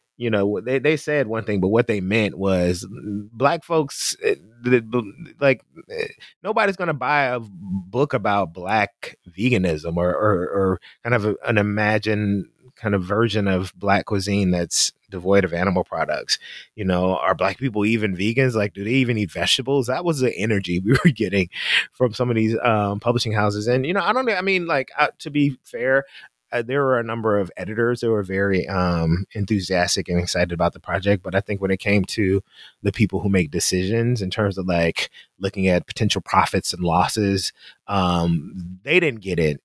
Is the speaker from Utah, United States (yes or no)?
no; Memphis, Tennessee, United States; We we're from Memphis